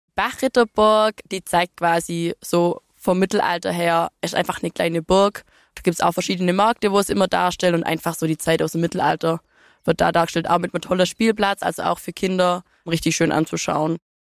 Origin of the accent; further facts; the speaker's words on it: Dürmentingen, Baden-Württemberg, Germany; meinem Heimatdorf Dürmting